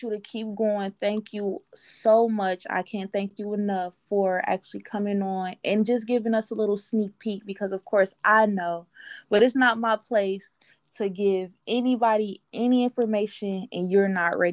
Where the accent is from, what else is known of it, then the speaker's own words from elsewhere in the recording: Detroit, Michigan, United States; I'm coming from Detroit